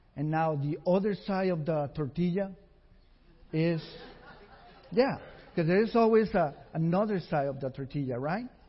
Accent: Costa Rica; moved away; we were raised together in Costa Rica with nothing

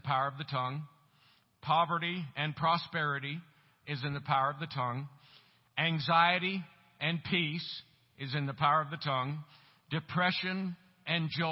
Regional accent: Tampa, Florida, United States; moved away as an adult; also born or lived in Colorado; now in Tulsa, United States; I was born and raised in Tampa, Florida. And lived there for 27 years.

